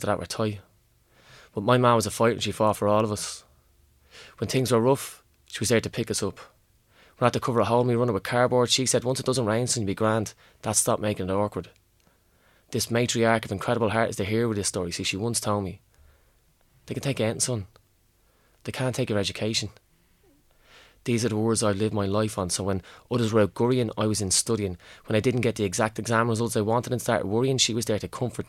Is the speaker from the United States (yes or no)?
no; Ireland; accent: inner city; my inner city accent